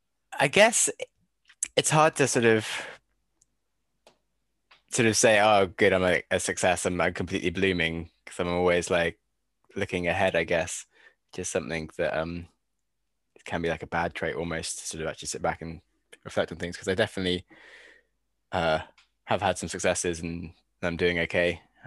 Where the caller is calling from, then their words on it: Penryn, South West England, United Kingdom; Tuning in from Penryn in Cornwall, so a little town on the coast of the UK, so about as west as you can get, so kind of close-ish. And yeah, it's nice, didn't need to be in London anymore